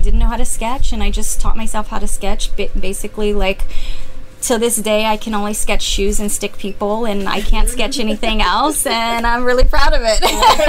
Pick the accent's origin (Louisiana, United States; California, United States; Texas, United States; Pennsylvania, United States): Texas, United States; San Antonio; now in Austin, United States; I knew I wanted to come back to Texas. I missed it so much, and I knew that it wasn't San Antonio